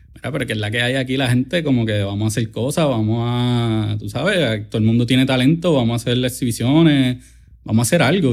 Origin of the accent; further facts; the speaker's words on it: Caguas, Puerto Rico; yo soy de Cagua, del barrio de Tomás de Castro, el área de allí de Villar de Castro, la calle 15